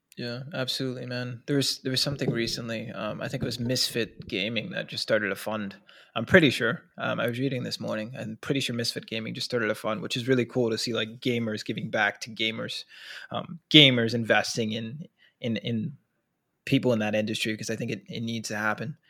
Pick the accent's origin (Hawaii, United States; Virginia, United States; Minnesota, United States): Minnesota, United States; I'm from Minnesota too